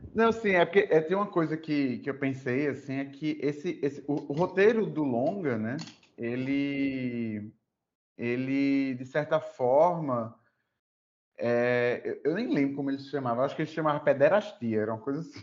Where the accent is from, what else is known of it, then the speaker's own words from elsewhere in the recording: Recife, Pernambuco, Brazil; now in Natal, Brazil; Eu moro em Natal, né, já tem um, um tempo, sou de Recife, mas moro em Natal.